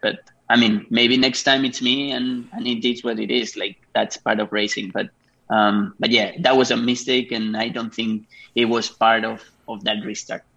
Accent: Spain; moved away as an adult; also born or lived in Japan; I'm from Spain. I started racing there

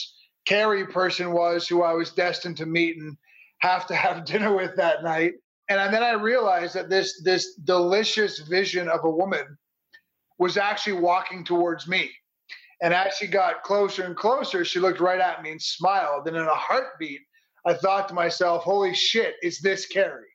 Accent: Toronto, Ontario, Canada; moved away; also born or lived in Chicago, Illinois; I'm from Toronto, Canada, originally

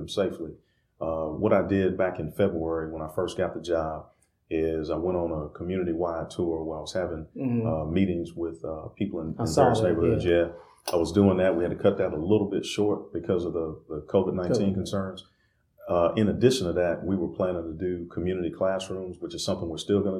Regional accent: Greensboro, North Carolina, United States; I grew up right here in Northeast Greensboro. All my life, went through the Greensboro City Schools at that time

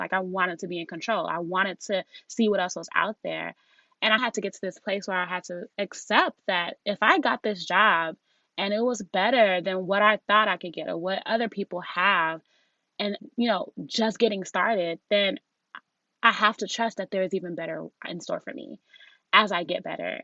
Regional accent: Nigeria; being Nigerian

